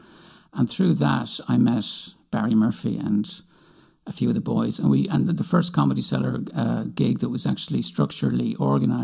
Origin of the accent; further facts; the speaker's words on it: Galway, Connacht, Ireland; moved away as an adult; now in Dublin, Ireland; I did grow up in Galway. I was born in Galway. I grew up in Saltill